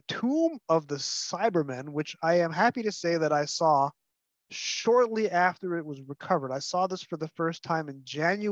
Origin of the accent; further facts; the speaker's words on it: New York, United States; I'm a New Yorker, so I'm the first proper Yankee to be on your show